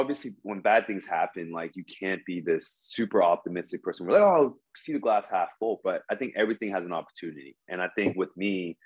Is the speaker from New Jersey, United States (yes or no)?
yes; New Jersey, United States; now in Seoul, South Korea; I'm actually from Jersey, like Mr. Casanova.